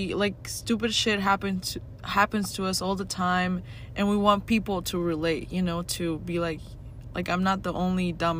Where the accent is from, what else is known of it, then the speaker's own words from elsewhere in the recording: Argentina; moved away as an adult; now in Arizona, United States; I'm 20, I'm from Argentina, and I moved here to Arizona this year on April.